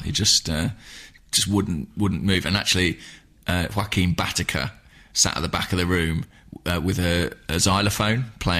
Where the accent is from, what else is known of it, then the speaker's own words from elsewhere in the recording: England, United Kingdom; as an Englishman